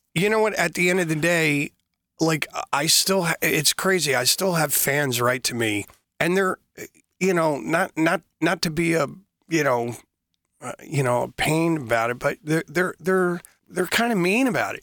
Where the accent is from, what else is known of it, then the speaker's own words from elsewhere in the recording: Philadelphia, Pennsylvania, United States; growing up in Philadelphia, Pennsylvania, in the States